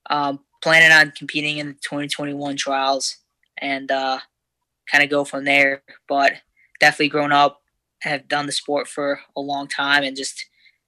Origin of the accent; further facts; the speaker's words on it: Parma, Ohio, United States; Parma, Ohio, right near Cleveland, about 20 minutes southwest of the city.